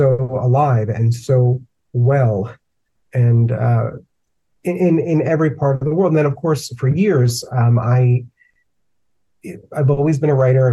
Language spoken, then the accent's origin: English; New York City, New York, United States; I grew up in the Bronx in a very, you know, typical sort of two-family house